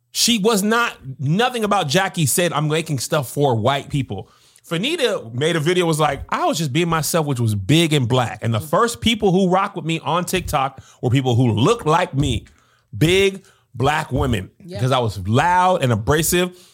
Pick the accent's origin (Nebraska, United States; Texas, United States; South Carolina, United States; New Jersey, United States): Texas, United States; El Paso; I grew up in El Paso, Texas